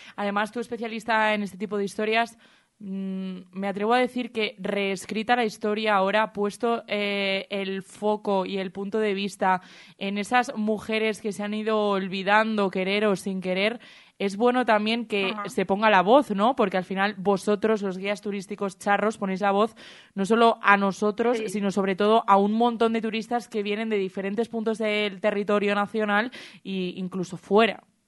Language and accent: Spanish; Salamanca, Castile and León, Spain; para nosotros, para los charros, para que conozcamos nuestra propia historia